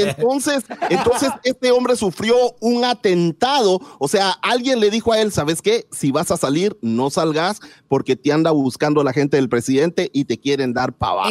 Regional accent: Guatemala; moved away

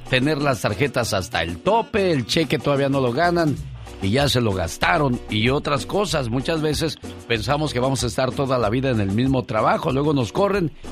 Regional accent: San Luis Potosí, Mexico; moved away; Un día salí de San Luis Potosí, México. Pero San Luis Potosí nunca

